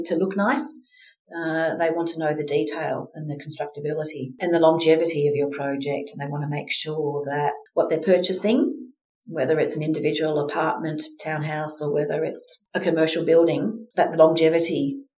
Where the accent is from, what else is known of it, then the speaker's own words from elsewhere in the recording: Melbourne, Victoria, Australia; I was born in Australia, in Melbourne